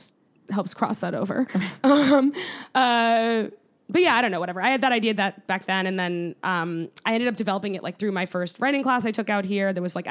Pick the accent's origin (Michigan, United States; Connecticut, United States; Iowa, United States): Connecticut, United States; Yeah, I based it around where I grew up in Connecticut